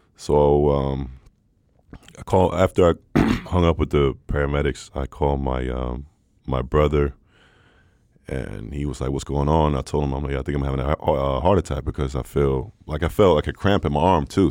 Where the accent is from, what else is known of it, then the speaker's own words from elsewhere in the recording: Stockholm, Stockholm County, Sweden; born and raised in Stockholm. Uh, father is American